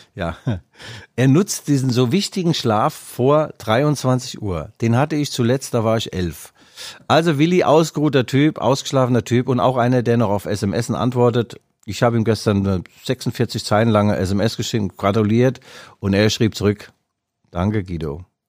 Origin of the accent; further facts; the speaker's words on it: Leipzig, Saxony, Germany; ich als Leipziger